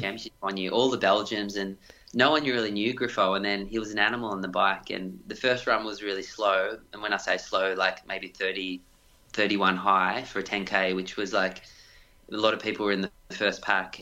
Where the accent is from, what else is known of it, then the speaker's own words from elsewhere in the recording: Doncaster, Victoria, Australia; also born or lived in Ballarat; growing up in Doncaster was a hilly sort of place to run.